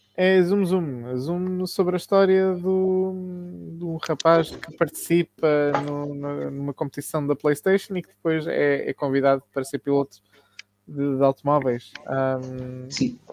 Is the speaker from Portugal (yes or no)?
no; South Africa; Eu nasci na África do Sul